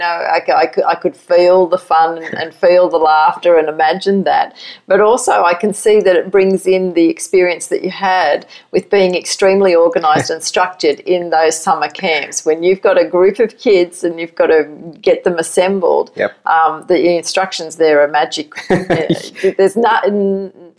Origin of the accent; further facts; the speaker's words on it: Australia; accent: Aussie; moved away as an adult; now in United States; as an Aussie coming to America